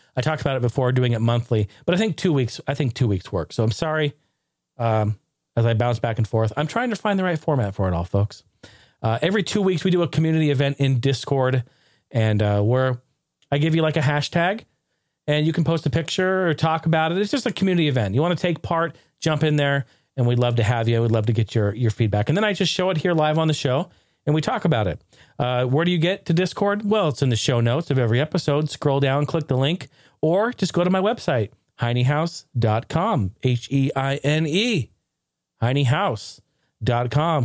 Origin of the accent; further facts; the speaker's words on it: Oregon, United States; I grew up in Oregon, I grew up in the Northwest.